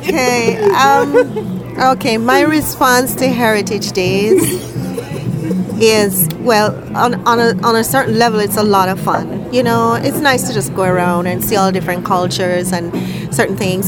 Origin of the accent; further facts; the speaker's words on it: Jamaica; moved away as an adult; now in Edmonton, Canada; the same values I was raised with in Jamaica